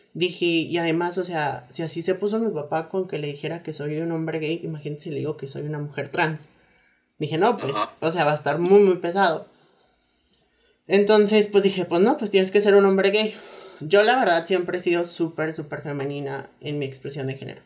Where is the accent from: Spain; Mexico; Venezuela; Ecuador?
Mexico; also born or lived in Saltillo, Coahuila; soy mexicana, como ya lo escucharon.